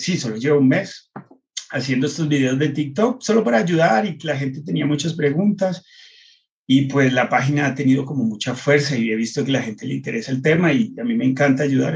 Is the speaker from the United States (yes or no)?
yes; United States; moved away; yo crecí en Estados Unidos